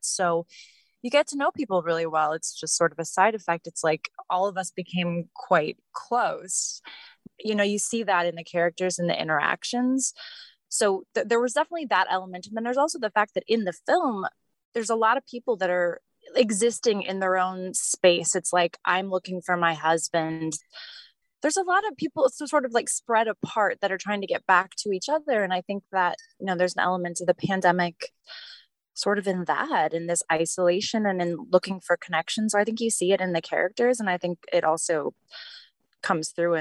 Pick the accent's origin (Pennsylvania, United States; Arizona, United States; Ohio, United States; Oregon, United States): Arizona, United States; the Valley; moved away as an adult; now in Los Angeles, United States; I grew up in the Valley, actually. I lived there and, you know, went to high school and college and then moved here.